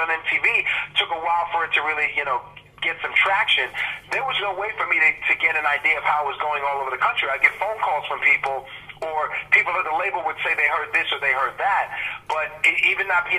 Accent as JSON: {"language": "English", "region": "New York", "country": "United States", "tie": "born or raised there", "also_born_or_lived": "England", "said": "growing up in New York"}